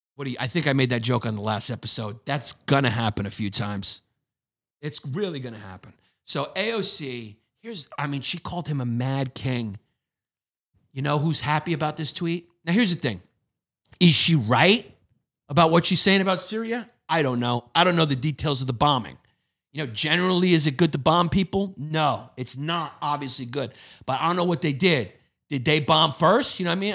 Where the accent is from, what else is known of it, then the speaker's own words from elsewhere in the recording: New York City, New York, United States; I grew up in Brooklyn.